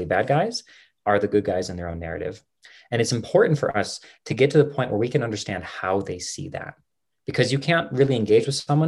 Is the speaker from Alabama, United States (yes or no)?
no; West Virginia, United States; now in Colorado, United States; I was the man from West Virginia. I'm in Colorado now, but I was the man from West Virginia